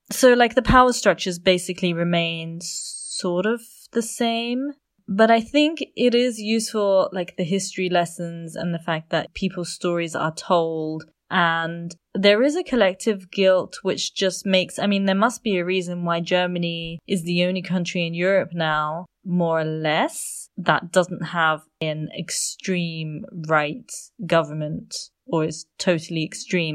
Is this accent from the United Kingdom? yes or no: yes; United Kingdom; I was born in the U K, because my parents were born in a British colony